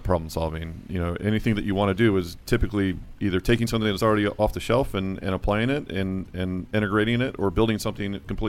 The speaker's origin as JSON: {"language": "English", "town": "Virginia Beach", "region": "Virginia", "country": "United States", "said": "Virginia Beach."}